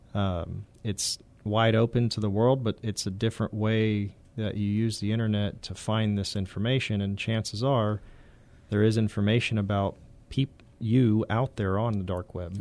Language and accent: English; San Antonio, Texas, United States; I'm from San Antonio area originally